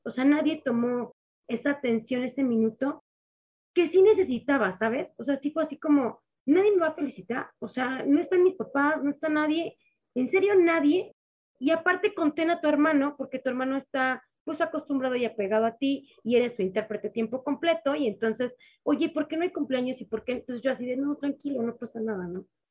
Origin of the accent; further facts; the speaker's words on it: Mexico City, Mexico; Pues yo soy mexicana, de Ciudad de México, tal cual. Mis padres son también mexicanos. Aquí crecí, aquí nací